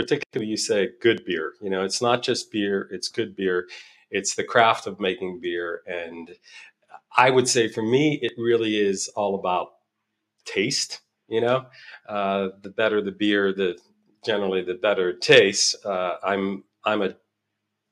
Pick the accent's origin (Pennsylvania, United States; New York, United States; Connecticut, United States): Pennsylvania, United States; Pittsburgh; moved away; also born or lived in Albuquerque, New Mexico / Asheville, North Carolina; I grew up in Pittsburgh